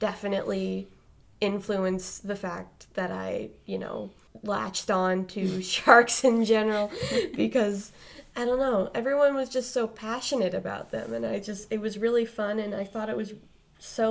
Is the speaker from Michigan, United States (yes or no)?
no; Cape Cod, Massachusetts, United States; born and raised on Cape Cod